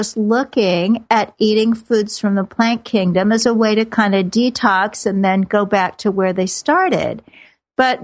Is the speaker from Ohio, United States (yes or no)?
no; Kansas City, Missouri, United States; moved away; I grew up in Kansas City where football is a sacrament